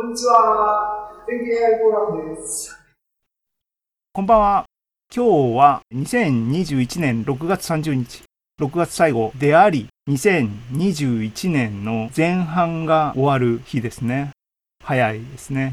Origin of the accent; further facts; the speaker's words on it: Hirado, Nagasaki, Japan; moved away; 自分の実家が長崎県の平戸にあるんですけれども